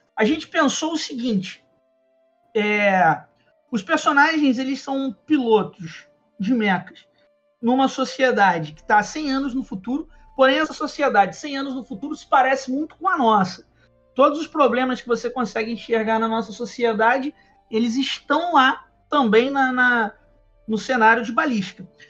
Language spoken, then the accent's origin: Portuguese; Nova Iguaçu, Rio de Janeiro, Brazil; a gente morava em Nova Iguaçu, né? Eu ainda sou de Nova Iguaçu